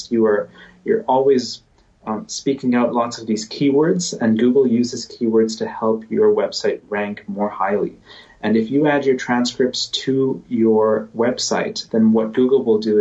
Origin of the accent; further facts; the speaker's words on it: Canada; I'm Canadian. I live in Canada